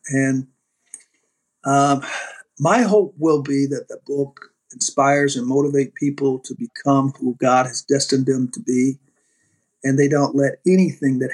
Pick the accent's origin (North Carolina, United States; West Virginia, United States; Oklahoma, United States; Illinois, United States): North Carolina, United States; moved away; also born or lived in Michigan; growing up, as I was one of nine children, who at that time, back in the 60s and 50s, growing up in North Carolina, tobacco country